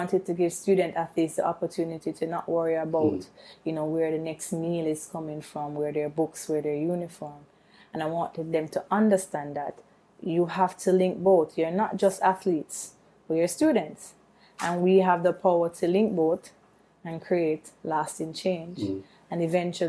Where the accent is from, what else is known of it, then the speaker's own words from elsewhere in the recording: Kingston, Jamaica; I'm from Waterhouse, which is in Kingston